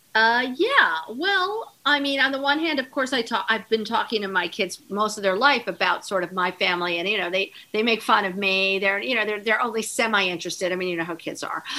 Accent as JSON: {"language": "English", "region": "New York", "country": "United States", "tie": "born or raised there", "also_born_or_lived": "East Hampton, New York", "said": "when I was growing up in East Hampton"}